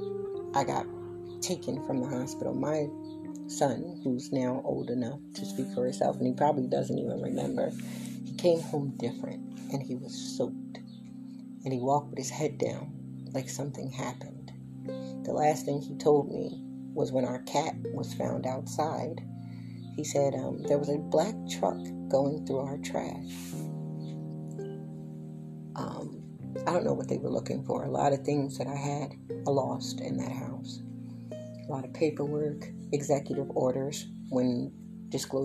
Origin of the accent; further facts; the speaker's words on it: Philadelphia, Pennsylvania, United States; also born or lived in Willow Grove, Pennsylvania / Chester, Pennsylvania / Darby, Pennsylvania / Upper Darby, Pennsylvania; Willow Grove, my hometown. Born and raised in both Philly and Willow Grove.